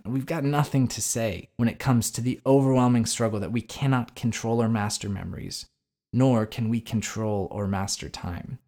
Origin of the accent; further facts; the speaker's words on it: United States; as an American